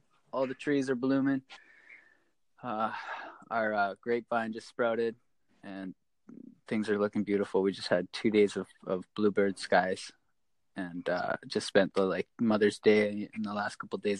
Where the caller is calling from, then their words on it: British Columbia, Canada; I'm here from Canada. I'm in British Columbia on Vancouver Island. Just in Couchin Valley here.